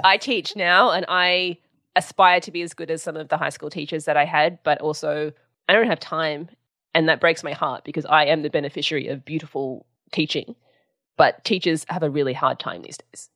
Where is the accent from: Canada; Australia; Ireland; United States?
Australia; Sydney, New South Wales; I grew up in Sydney, in New South Wales, um, in Balmain